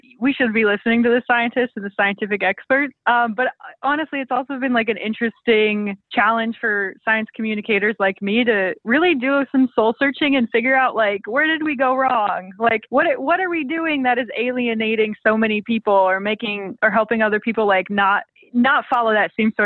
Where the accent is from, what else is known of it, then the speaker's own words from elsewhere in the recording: Rapid City, South Dakota, United States; I'm from Rapid City, South Dakota